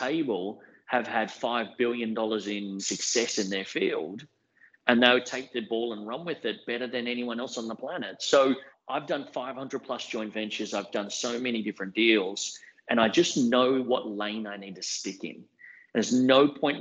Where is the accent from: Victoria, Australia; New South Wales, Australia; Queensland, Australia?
Queensland, Australia; Brisbane; I'm a young guy, but I grew up in Brisbane